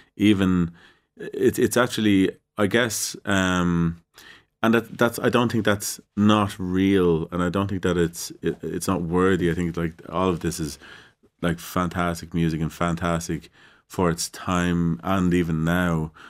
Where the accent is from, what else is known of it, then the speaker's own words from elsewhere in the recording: Ireland; what are we expected to do as Irish people? How are we seen as Irish people?